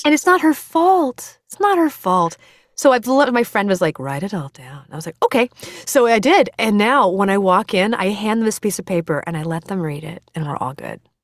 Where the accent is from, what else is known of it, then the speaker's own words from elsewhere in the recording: United States; I'm American